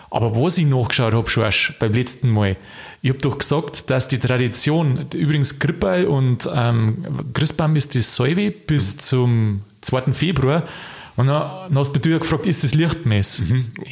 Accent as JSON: {"language": "German", "region": "Bavaria", "country": "Germany", "tie": "born or raised there", "said": "Also ich darf wirklich da in meine Heimat, darf noch Niederbayern fahren."}